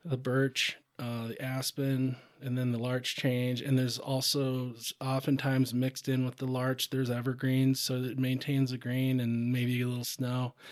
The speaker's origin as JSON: {"language": "English", "town": "Rochester", "region": "Minnesota", "country": "United States", "tie": "born or raised there", "moved": "yes", "lives_now": "Montana, United States", "said": "I grew up, I grew up in Rochester, Minnesota, southeast Minnesota"}